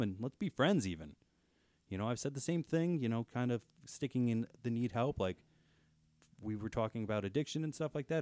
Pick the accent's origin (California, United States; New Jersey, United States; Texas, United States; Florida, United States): New Jersey, United States; I'm from New Jersey